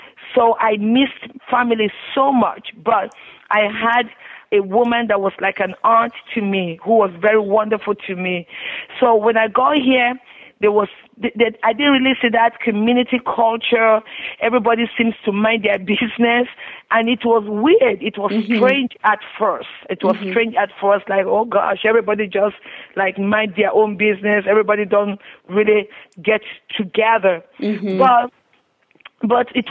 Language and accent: English; Nigeria; now in United States; I grew up in Nigeria. I'm the firstborn of five children